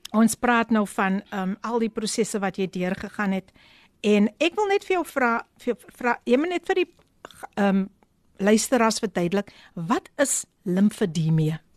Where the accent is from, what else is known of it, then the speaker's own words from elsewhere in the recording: Somerset West, Western Cape, South Africa; ek is mos gebore in Somerset West